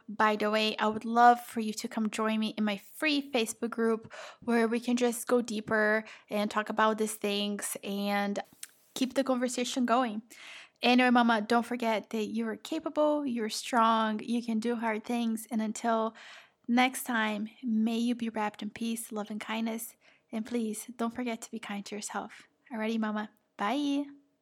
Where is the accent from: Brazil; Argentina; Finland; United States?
Brazil; moved away; I am from Brazil.